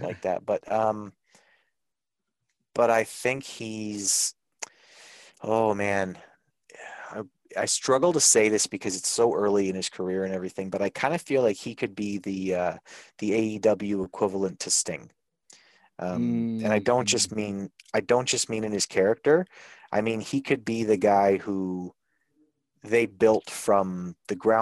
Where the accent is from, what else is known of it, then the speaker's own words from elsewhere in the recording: Winnipeg, Manitoba, Canada; I'm from Winnipeg.